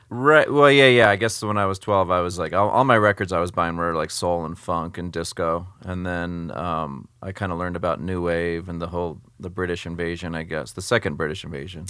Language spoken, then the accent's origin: English; San Jose, California, United States; growing up in San Jose, California, which is next to San Francisco, um, West Coast